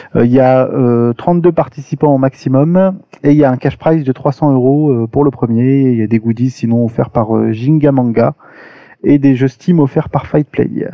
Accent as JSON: {"language": "French", "town": "Paris", "region": "Île-de-France", "country": "France", "said": "je suis parisien"}